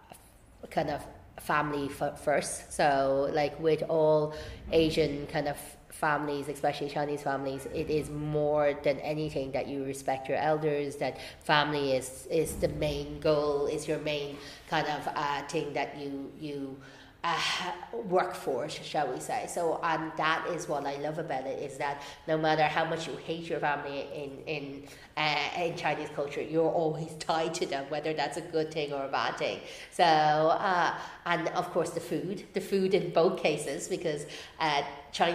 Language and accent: English; Celbridge, Leinster, Ireland; also born or lived in Firhouse, Dublin; now in Dublin, Ireland; I was born and raised in Fairhouse, and then we moved to Kildare, Selbridge in Kildare, when I was about 6 or so, and then I moved out to Dublin during college actually